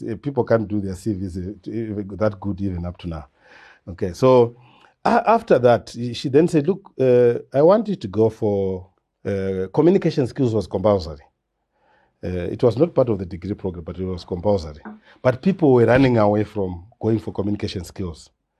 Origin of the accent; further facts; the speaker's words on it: Chivi, Masvingo, Zimbabwe; also born or lived in Matabeleland; So I was born in Chivi, that's Masingo. Grew up there, stayed there for a very long time.